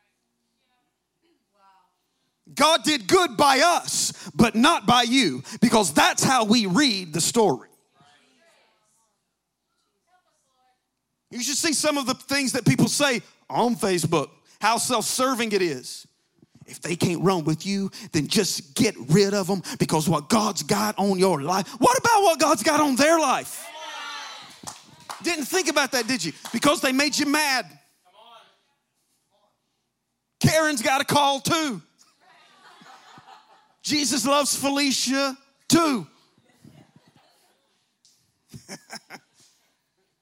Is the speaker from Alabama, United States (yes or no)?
yes; Alabama, United States; I'm from Alabama